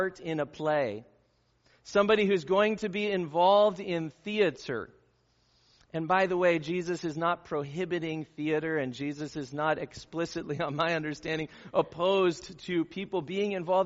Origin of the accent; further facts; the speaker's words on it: Southern California, United States; where I grew up in Southern California